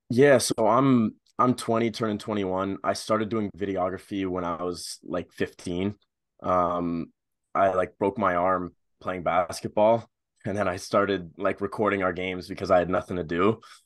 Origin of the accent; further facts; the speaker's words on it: Ottawa, Ontario, Canada; I'm from Ottawa